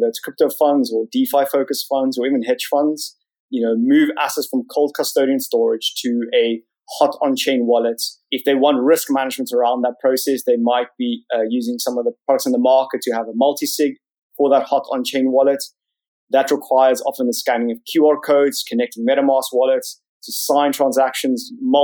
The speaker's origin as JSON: {"language": "English", "country": "South Africa", "tie": "born or raised there", "moved": "as an adult", "lives_now": "London, United Kingdom", "said": "You can probably tell from my funny accent, I grew up in South Africa"}